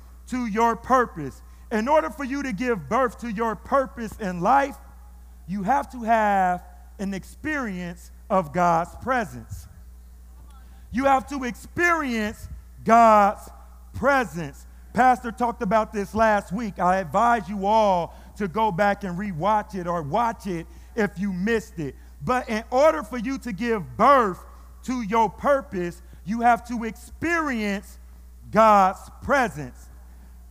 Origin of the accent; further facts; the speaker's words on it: Fresno, California, United States; my hometown